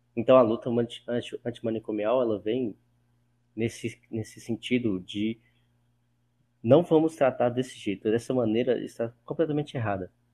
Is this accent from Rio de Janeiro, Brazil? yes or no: no; Pirapora, Minas Gerais, Brazil; moved away as an adult; now in Belo Horizonte, Brazil; Eu moro em BH, mas nasci em Pirapora, que é uma cidade de 50 mil habitantes